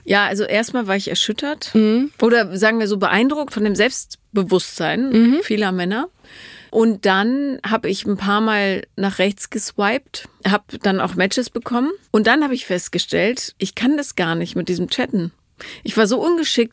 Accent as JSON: {"language": "German", "region": "Rhineland", "country": "Germany", "said": "ich komme ja aus dem Rheinland"}